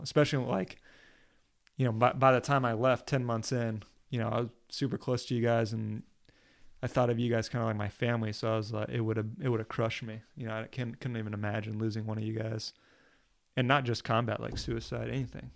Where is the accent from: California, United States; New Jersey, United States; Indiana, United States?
New Jersey, United States; also born or lived in Oklahoma; I'm from Oklahoma, but I went to high school in New Jersey. So when people ask me where I'm from, I say New Jersey